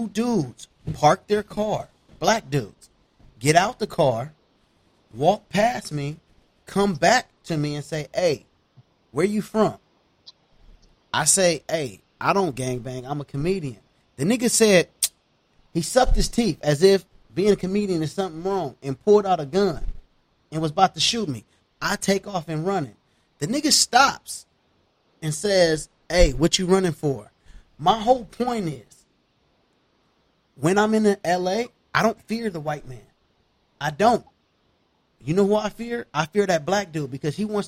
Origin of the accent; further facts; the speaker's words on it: Los Angeles, California, United States; I'm from L.A., Los Angeles, California